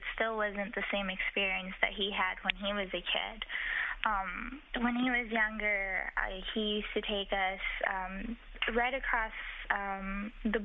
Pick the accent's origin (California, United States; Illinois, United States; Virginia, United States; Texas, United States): Texas, United States; El Paso; also born or lived in Chihuahua, Mexico; No, I was actually born in Chihuahua, but I grew up in El Paso.